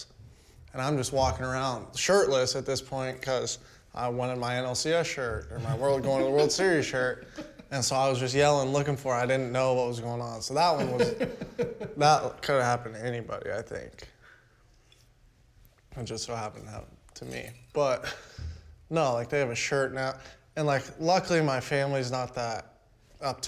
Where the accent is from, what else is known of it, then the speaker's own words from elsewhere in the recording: Kentucky, United States; I'm from Kentucky, man.